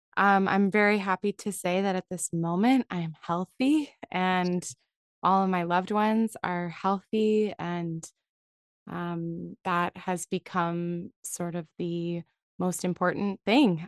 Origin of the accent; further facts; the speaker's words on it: San Francisco Bay Area, California, United States; I grew up in the San Francisco Bay Area